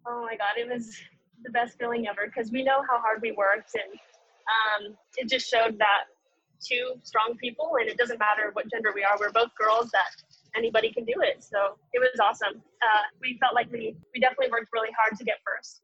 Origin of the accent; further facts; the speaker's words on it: Southern California, United States; growing up in Southern California